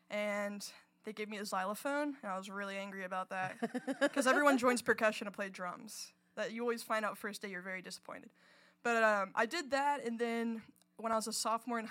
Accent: Hardin County, Kentucky, United States; I'm from Hardin County, like Ratcliffe, Elizabethtown, Vine Grove

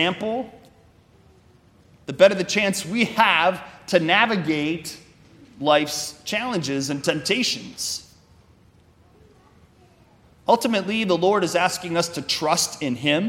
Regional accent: Wisconsin, United States; I'm from Wisconsin

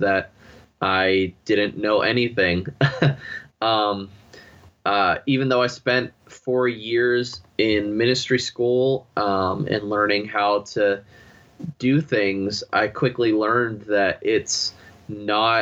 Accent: Pennsylvania, United States; moved away; I felt God was calling me back to Pennsylvania, my home state

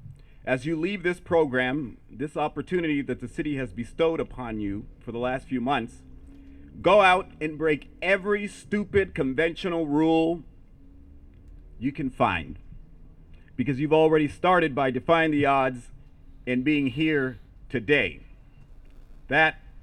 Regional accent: United States; first language Spanish; English is a second language; At 2 days old, I was placed in foster care and raised by parents who immigrated here from Mexico. My parents didn't speak English, so my native language is Spanish.

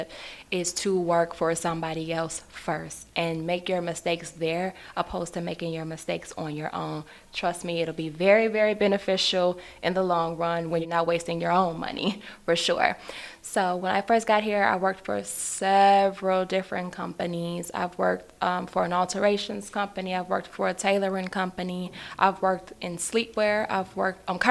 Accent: Chicago, Illinois, United States; I am originally from Chicago

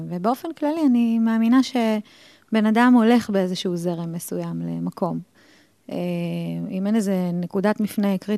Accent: Ramat Gan, Tel Aviv District, Israel; טוב, אני ילדה רמתגנית, נולדתי ב-76, אז אני די מבוגרת כבר.

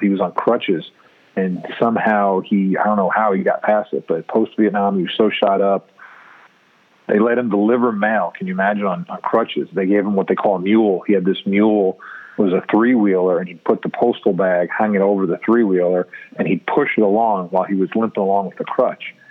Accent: New York City, New York, United States; now in Columbia, United States; I grew up in New York City

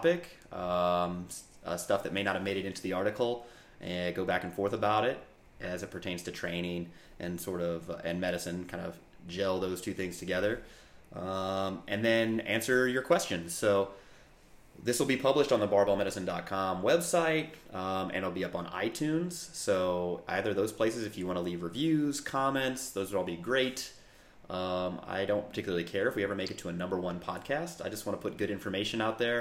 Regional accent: St. Louis, Missouri, United States; moved away as an adult; also born or lived in Virginia; now in West Coast, United States; originally born and raised in St. Louis, Missouri

